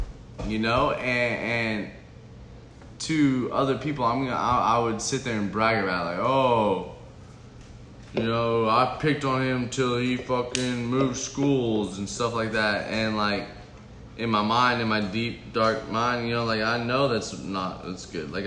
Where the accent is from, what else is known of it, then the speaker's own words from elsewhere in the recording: Las Vegas, Nevada, United States; So I'm from Las Vegas, Nevada. So, like, I'm moving all around in Las Vegas.